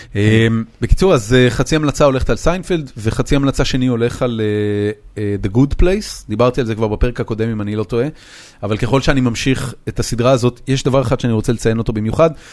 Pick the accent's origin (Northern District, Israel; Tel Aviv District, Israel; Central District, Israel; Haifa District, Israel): Haifa District, Israel; Haifa; moved away as an adult; זאת עיר הולדתי, זאת העיר שגדלתי בה